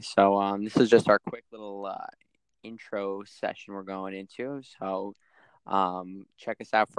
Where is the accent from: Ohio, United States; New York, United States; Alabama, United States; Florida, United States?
New York, United States; Long Island; I'm also from Long Island, New York.